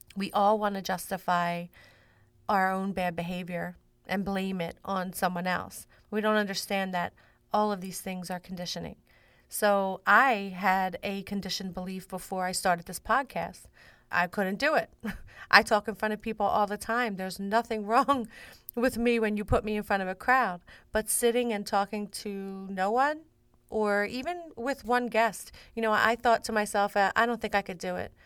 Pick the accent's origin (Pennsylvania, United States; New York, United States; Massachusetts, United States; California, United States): Pennsylvania, United States; Philadelphia; I grew up in South Philly. Um, that's South Philadelphia